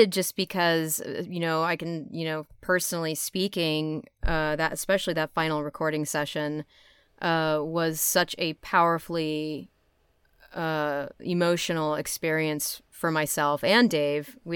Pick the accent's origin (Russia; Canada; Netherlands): Netherlands; I'm from Holland.